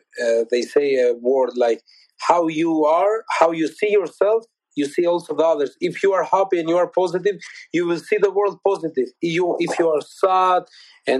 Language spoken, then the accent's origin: English; Albania; English is a second language; moved away as an adult; now in United Kingdom; my home country in Albania